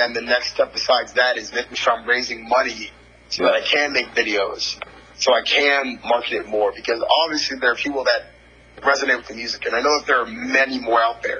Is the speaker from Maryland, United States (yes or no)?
yes; Prince George's County, Maryland, United States; Prince George's County in Maryland.